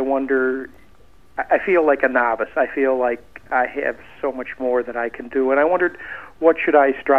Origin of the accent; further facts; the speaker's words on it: Western New York State, United States; From Western New York State.